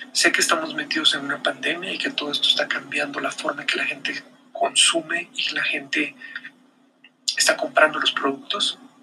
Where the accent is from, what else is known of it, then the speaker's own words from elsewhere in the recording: Guatemala; acá, en mi país, en Guatemala